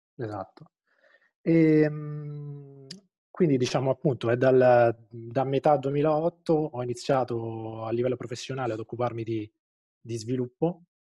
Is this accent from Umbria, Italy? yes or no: yes; Terni, Umbria, Italy; io sono, sono di Terni